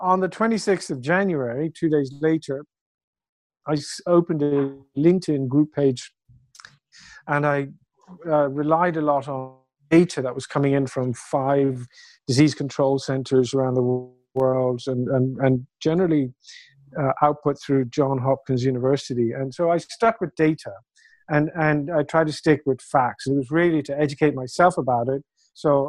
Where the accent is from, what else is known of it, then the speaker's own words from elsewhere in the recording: Ireland; also born or lived in United Kingdom; now in China; So I'm Irish